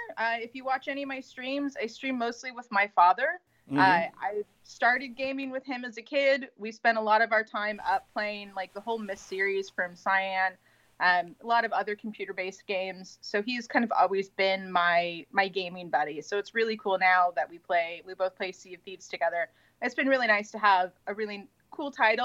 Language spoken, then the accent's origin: English; Northern California, United States; moved away as an adult; now in Santa Barbara, United States; I'm originally from Northern California